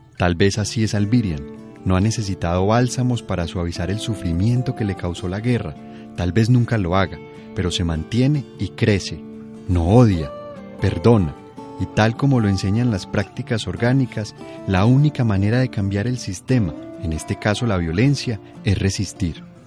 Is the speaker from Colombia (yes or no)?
yes; Colombia; nos representa como colombianos